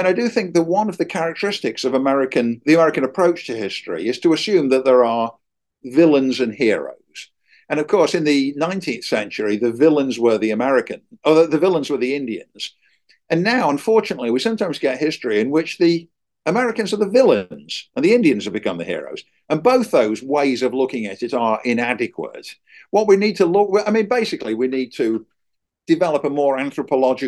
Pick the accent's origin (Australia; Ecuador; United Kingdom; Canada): United Kingdom; England; moved away as an adult; now in United States; when I was a kid growing up in England